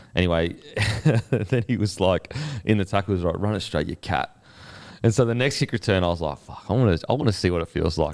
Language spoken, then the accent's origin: English; Australia; as an Aussie